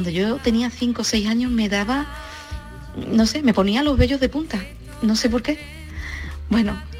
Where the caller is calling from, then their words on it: Córdoba, Andalusia, Spain; de Córdoba.